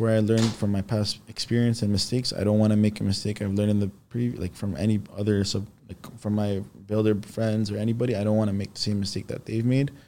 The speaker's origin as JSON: {"language": "English", "town": "Toronto", "region": "Ontario", "country": "Canada", "tie": "born or raised there", "also_born_or_lived": "Istanbul, Turkey", "lives_now": "Richmond Hill, Canada", "said": "I grew up in Rexville"}